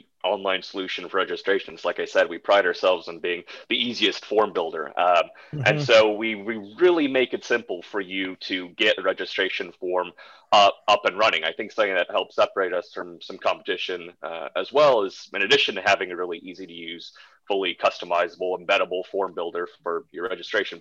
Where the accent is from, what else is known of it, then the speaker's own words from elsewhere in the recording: Wisconsin, United States; where I grew up in Wisconsin